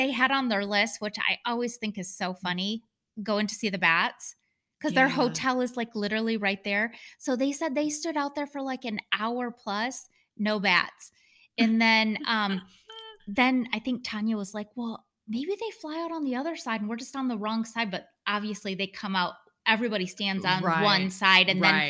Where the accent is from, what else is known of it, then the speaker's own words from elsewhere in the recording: Michigan, United States; I grew up in Michigan.